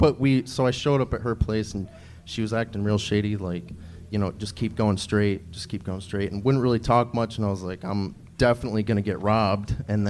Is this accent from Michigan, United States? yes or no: yes; Michigan, United States; moved away as an adult; now in Los Angeles, United States; I'm from Michigan.